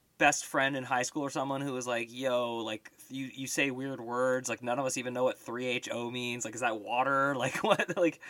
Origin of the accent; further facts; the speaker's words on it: Bay Area, California, United States; I grew up in the Bay Area